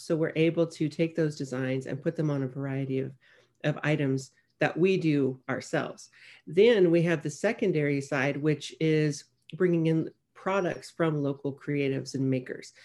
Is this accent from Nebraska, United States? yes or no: yes; Nebraska, United States; moved away as an adult; now in Corpus Christi, United States; I'm from Nebraska